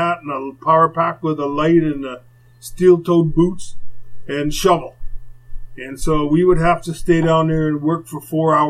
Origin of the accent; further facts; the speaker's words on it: Winnipeg, Manitoba, Canada; now in Edmonton, Canada; I grew up in Winnipeg